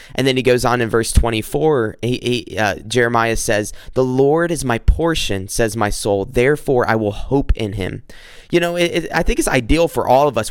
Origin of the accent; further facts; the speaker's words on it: South Carolina, United States; now in Macomb, United States; I'm from South Carolina. Currently, I'm I'm living in Michigan, in Macomb, Michigan